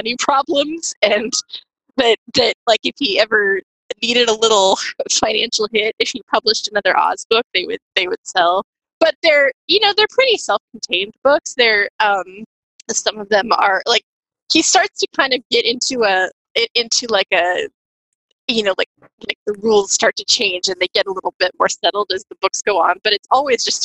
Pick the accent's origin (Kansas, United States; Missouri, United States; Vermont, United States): Kansas, United States; moved away as an adult; now in Washington, United States; I was born in Kansas and have lived in the great state of Washington now since 2013